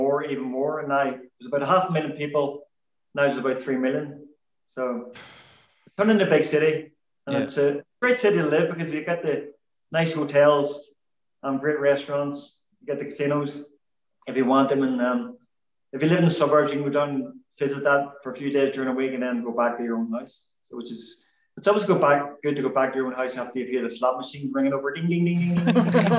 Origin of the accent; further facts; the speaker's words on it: Belfast, Northern Ireland, United Kingdom; I was actually born at home in Percy Street on the Shankill, right behind where the Les Chandler is. And then we moved to the suburbs, the Highfield Estate in the greater Shankill area